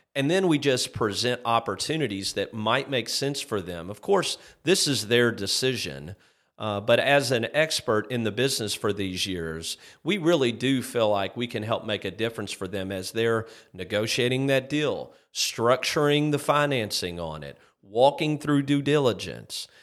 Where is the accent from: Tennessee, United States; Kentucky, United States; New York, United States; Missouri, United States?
Kentucky, United States; Shelbyville; my hometown of Shelbyville, Kentucky